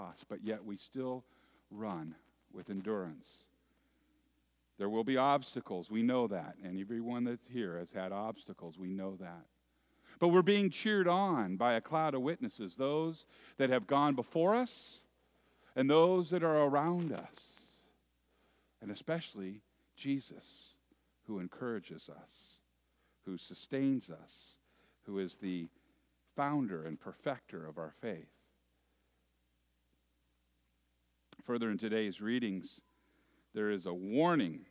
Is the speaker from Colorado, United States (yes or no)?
no; Moraga, California, United States; When I was a little boy, growing up in the San Francisco East Bay area in a little town that used to be agriculture